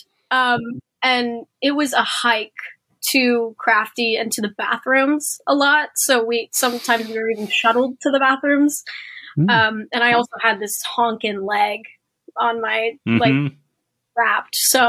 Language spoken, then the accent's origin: English; Philippines; I think it was Hispanic and I'm Filipino, so they changed it